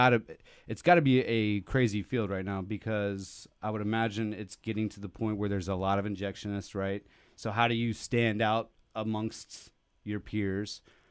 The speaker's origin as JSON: {"language": "English", "town": "Arlington", "region": "Texas", "country": "United States", "tie": "born or raised there", "said": "I grew up in Arlington, so I grew up going to Fort Worth all the time."}